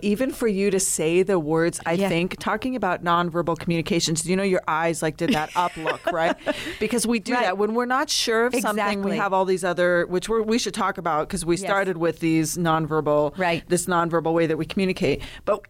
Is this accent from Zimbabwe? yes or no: no; Canada